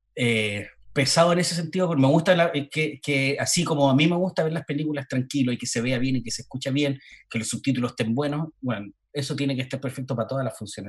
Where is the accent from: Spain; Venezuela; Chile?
Chile; Valparaíso; Dije, ah, ah, de, ah. Valparaíso, Chile.